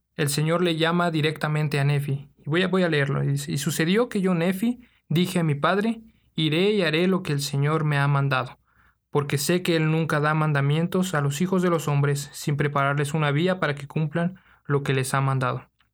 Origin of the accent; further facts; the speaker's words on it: Mexico City, Mexico; de la Ciudad de México